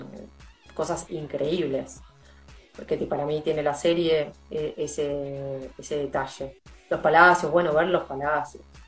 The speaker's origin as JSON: {"language": "Spanish", "country": "Argentina", "said": "nosotros como argentinos"}